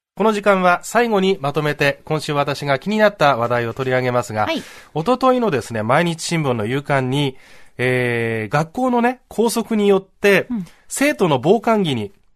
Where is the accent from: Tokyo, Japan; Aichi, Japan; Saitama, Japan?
Saitama, Japan; 自分の出身の埼玉の学校